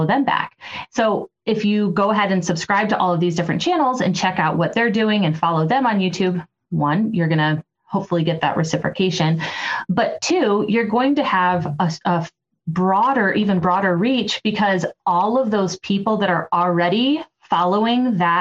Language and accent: English; Toledo, Ohio, United States; my hometown of Toledo, Ohio.